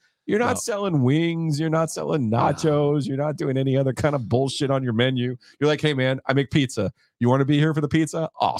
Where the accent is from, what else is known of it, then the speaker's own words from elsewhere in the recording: New Jersey, United States; we're coming in from New Jersey